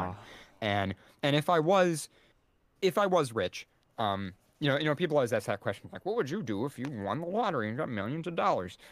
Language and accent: English; United States; as an American